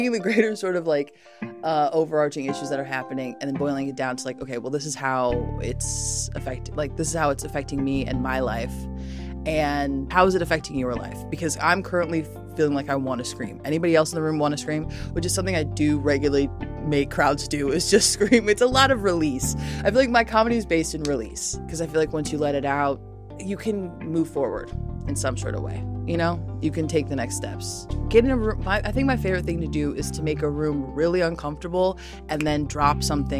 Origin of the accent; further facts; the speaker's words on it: Chicago, Illinois, United States; also born or lived in Lombard, Illinois; I'm originally from the suburbs. My mom was out in Lombard. My dad was down in Hyde Park growing up. So a combination